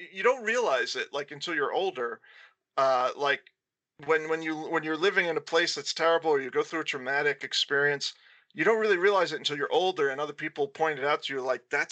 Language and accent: English; Pendeux, Florida, United States; my hometown of Pendeux